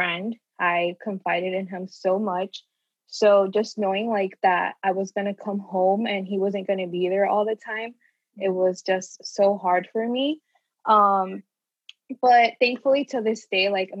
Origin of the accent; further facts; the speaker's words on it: Orlando, Florida, United States; also born or lived in Puerto Rico; I was born in Puerto Rico, but I moved here when I was like a year and a half. So basically been in Orlando my whole life